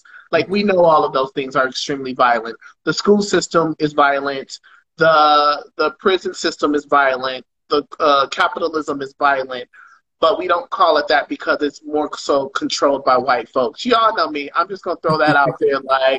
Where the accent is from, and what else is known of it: Detroit, Michigan, United States; born or raised there